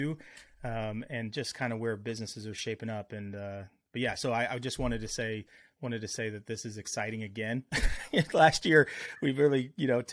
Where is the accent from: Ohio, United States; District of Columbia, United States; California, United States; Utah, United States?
Ohio, United States; the great state of Ohio, my home state, where I grew up